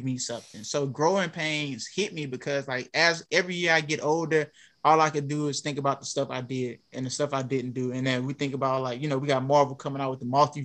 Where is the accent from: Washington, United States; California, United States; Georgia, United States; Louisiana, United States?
Louisiana, United States; Alexandria; I'm from Alexandria, Louisiana